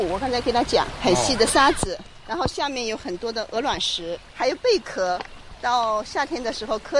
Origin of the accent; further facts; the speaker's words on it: Chishui River, Guizhou, China; now in Guangzhou, China; 我小时候就在这里出生